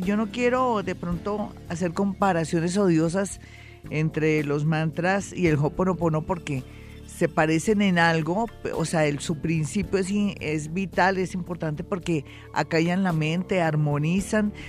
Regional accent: Colombia; somos los colombianos

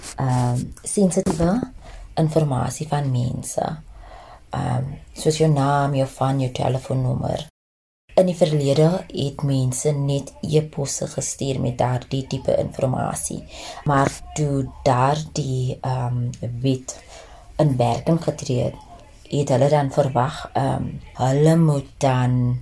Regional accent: Cape Town, Western Cape, South Africa; moved away as an adult; now in Johannesburg, South Africa; ek is gebore in die Kaap.

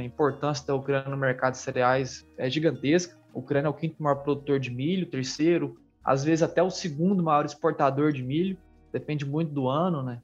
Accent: Brazil; nós como brasileiros

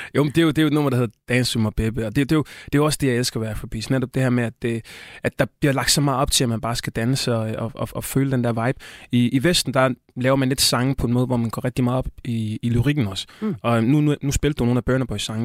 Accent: Tanzania; now in Denmark; er fra Østafrika, Tanzania, hvor jeg kommer fra

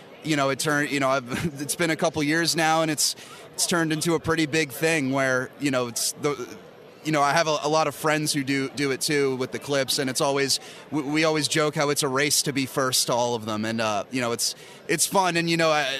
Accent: Bucks County, Pennsylvania, United States; also born or lived in Northeast Philadelphia; I was born in Northeast and grew up in Bucks County, just outside the city

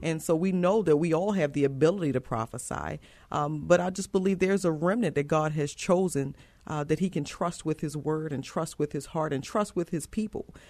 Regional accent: Baltimore, Maryland, United States; moved away as an adult; also born or lived in York, Pennsylvania / Georgia; now in San Antonio, United States; I am originally from Baltimore, Maryland, so I'm from the East Coast, and, um, I was born and raised there

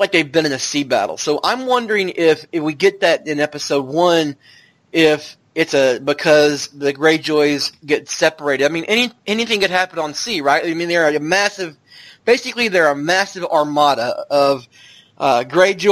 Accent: the South, United States; I'm from the South

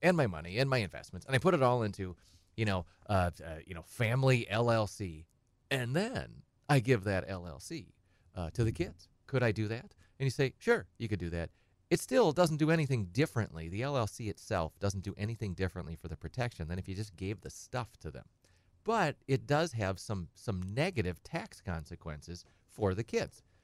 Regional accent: Edgar, Wisconsin, United States; I'm from Edgar. and, uh, I grew up on a kind of a little small farm

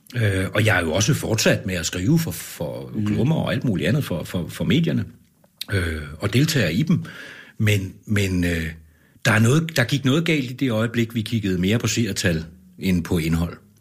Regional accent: Copenhagen, Capital Region of Denmark, Denmark; moved away as an adult; also born or lived in Ribe / Vejle; now in Aalborg, Denmark; jeg er jo ikke fra Aalborg, jeg er fra København

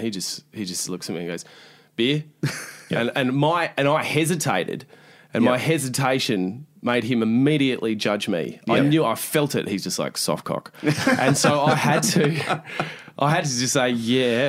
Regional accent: Australia; as Australians

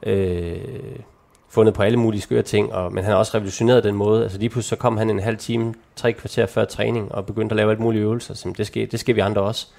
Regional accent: North Jutland, North Denmark Region, Denmark; moved away; der hvor jeg kommer fra, i Nordjylland

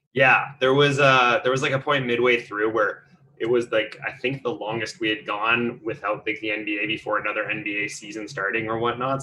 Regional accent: West Coast, British Columbia, Canada; I'm actually from the West Coast

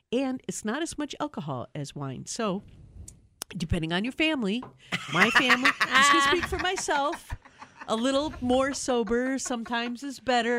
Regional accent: Wisconsin, United States; I'm from Wisconsin. You know, like fruit does not go in beer.

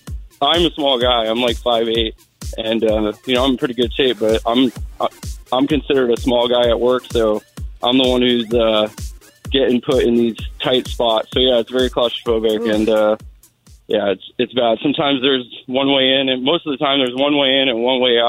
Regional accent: South Florida, United States; also born or lived in Seattle area, Washington; now in Seattle, United States; I'm actually originally from South Florida, so moving out here was definitely a change, but I love it. It's my new home.

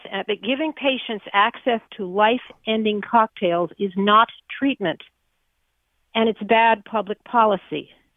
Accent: New Haven, Connecticut, United States; I'm from New Haven, Connecticut

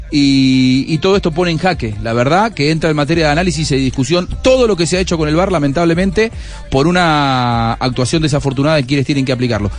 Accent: Argentina; soy argentino

